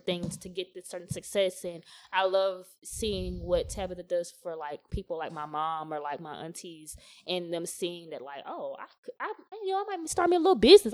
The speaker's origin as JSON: {"language": "English", "region": "the South", "country": "United States", "tie": "born or raised there", "said": "growing up in the South"}